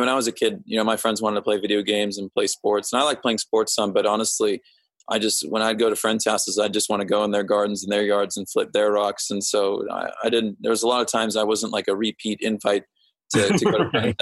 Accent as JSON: {"language": "English", "town": "Overland Park", "region": "Kansas", "country": "United States", "tie": "born or raised there", "said": "I grew up in like Overland Park, Kansas, which is near Kansas City"}